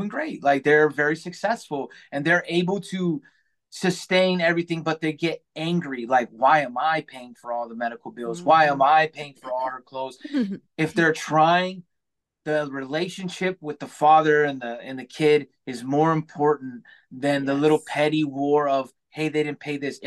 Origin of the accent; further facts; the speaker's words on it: California, United States; now in Michigan, United States; I live in Michigan now. We're originally from, I'm from California